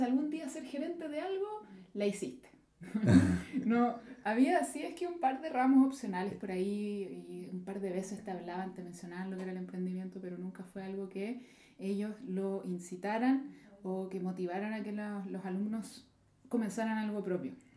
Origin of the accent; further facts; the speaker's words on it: Chile; moved away; yo empecé como cualquier persona de clase media en Chile, fui a la universidad